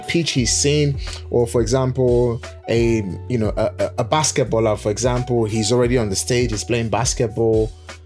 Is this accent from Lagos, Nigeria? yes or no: no; Edo, Nigeria; moved away; We are from Nigeria, both of us from the same state way back home in Nigeria, Edo State to be very precise.